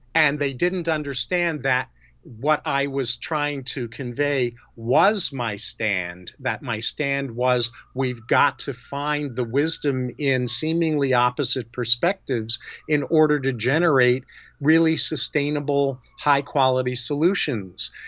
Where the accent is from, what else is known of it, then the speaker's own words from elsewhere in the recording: New York, United States; moved away as an adult; now in California, United States; I was born and raised in New York, and I've lived in California since 1975